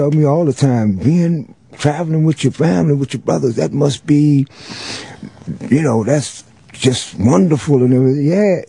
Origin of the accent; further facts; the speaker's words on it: New Orleans, Louisiana, United States; Yeah, it's like the neighborhood that I grew up in. Well, both of them, really. The Calliope Project is where I was born.